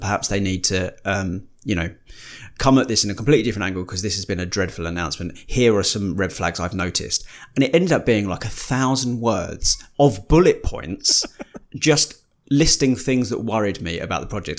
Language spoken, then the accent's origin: English; United Kingdom; we're British.